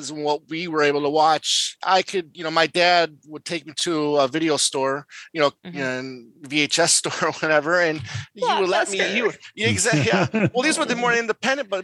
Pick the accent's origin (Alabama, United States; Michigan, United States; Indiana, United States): Michigan, United States; now in Arizona, United States; growing up in Michigan, I was able to get all these Canadian stations as well